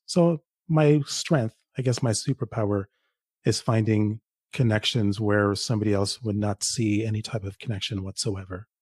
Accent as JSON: {"language": "English", "town": "Toronto", "region": "Ontario", "country": "Canada", "tie": "born or raised there", "also_born_or_lived": "Jamaica", "lives_now": "Ottawa, Canada", "said": "I live in Ottawa, but I, I grew up in Toronto. Originally, I'm from Jamaica. I grew up in Toronto."}